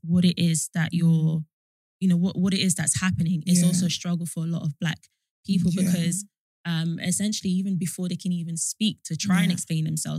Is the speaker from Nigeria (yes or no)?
yes; Nigeria; And because even within like, I'm Nigerian and yeah.